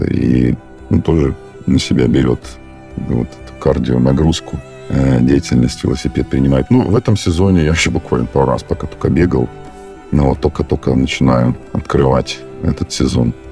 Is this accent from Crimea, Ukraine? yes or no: yes; Crimea, Ukraine; now in Saint Petersburg, Russia; Я сам из Крыма родом, и вообще не очень там как-то способствует э, ландшафт постоянно вот такой вот гористый, вверх-вниз. Я даже сейчас, когда приезжаю домой, мне прям после Питера ровно э, крайне тяжело бегать.